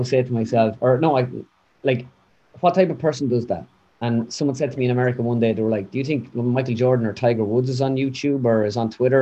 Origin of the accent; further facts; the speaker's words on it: Mullingar, Leinster, Ireland; accent: Midlands; moved away as an adult; now in United States; I speak this way because I'm from Mullingar and I grew up with a Midlands accent.